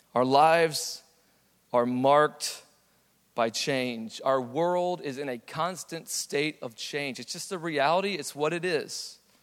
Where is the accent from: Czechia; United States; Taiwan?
United States; San Antonio, Texas; I was born in San Antonio.